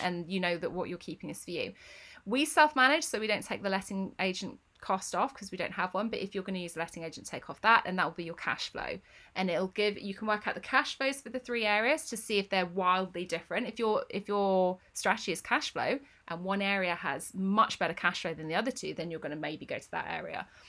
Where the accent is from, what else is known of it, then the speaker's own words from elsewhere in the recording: Northampton, East Midlands, United Kingdom; moved away; I grew up in Northampton.